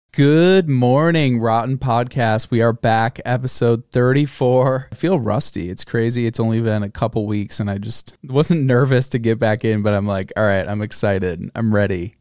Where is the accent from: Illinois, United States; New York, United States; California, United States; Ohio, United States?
Illinois, United States; Chicago; I'm from Chicago